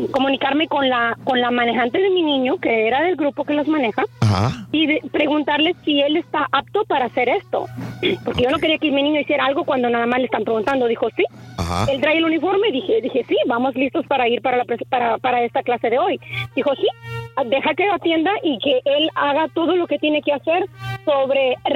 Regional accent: Matamoros, Tamaulipas, Mexico; now in Houston, United States; Soy de Matamoros, Tamaulipas.

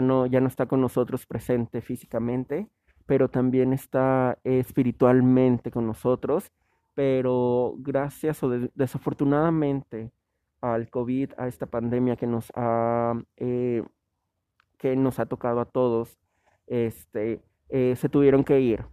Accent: Mexico; como mexicanos

